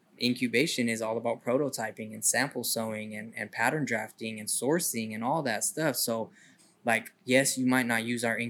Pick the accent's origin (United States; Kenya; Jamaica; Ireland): United States; Sacramento, California; also born or lived in Colorado / Eureka, California / San Francisco Bay Area; growing up in Sacramento